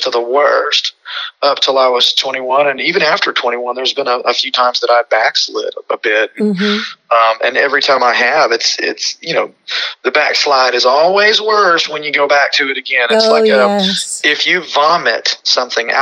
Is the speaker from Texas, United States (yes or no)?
yes; Houston, Texas, United States; also born or lived in California; I was born in Houston, Texas on June 18th of 1983 at Texas Women's Hospital on Fannin Road